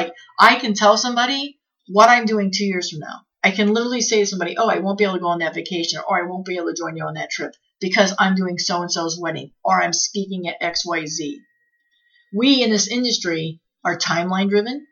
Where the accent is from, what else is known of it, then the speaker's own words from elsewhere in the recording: Midwest, United States; moved away; I'm from the Midwest